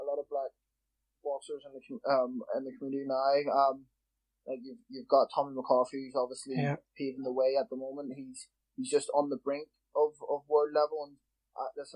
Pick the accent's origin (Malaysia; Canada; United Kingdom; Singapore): United Kingdom; Belfast, Northern Ireland; also born or lived in London; I was born in London and lived there until I was 7 years old. My mum's from Belfast, so we moved back to Belfast when I was seven. I grew up in West